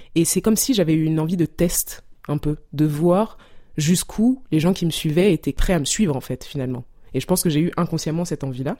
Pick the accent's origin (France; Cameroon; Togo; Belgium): Cameroon; Douala, Littoral; moved away; mon enfance au Cameroun, à Douala